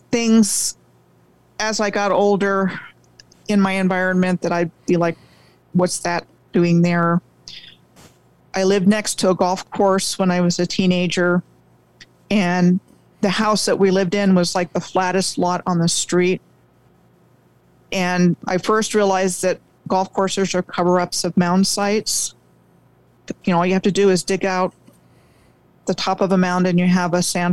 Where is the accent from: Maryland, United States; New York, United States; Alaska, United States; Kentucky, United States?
Maryland, United States; Rockville; I grew up outside of Washington, D.C. in Rockville, Maryland